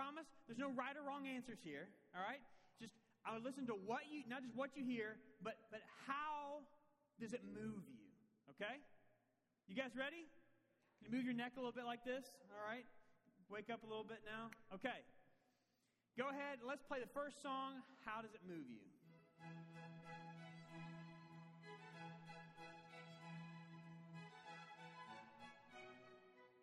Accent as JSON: {"language": "English", "region": "Tennessee", "country": "United States", "said": "I hail from Tennessee"}